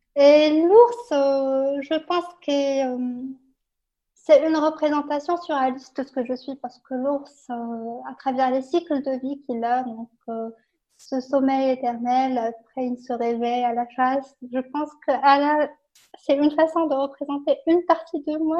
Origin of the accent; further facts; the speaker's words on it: Morocco; mon enfance dans le Maroc